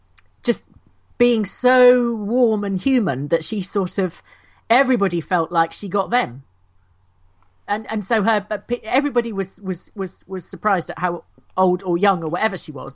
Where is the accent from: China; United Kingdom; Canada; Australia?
United Kingdom; England; Well, no, it's because we're English, you see, so we have to giggle.